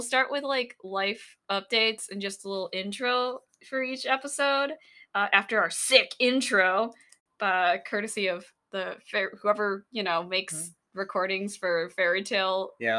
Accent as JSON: {"language": "English", "region": "Wisconsin", "country": "United States", "tie": "born or raised there", "also_born_or_lived": "Philippines", "said": "We're based in the Midwest, and we grew up in Wisconsin. You could probably tell from our accents."}